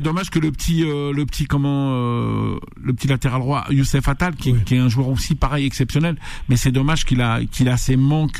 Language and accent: French; France; also born or lived in Algeria (ancestry); je suis né en France